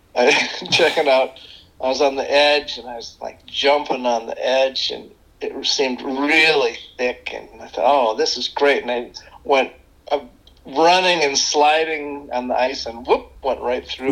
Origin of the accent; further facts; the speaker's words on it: Chicago, Illinois, United States; now in Ann Arbor, United States; I grew up in the Chicago suburbs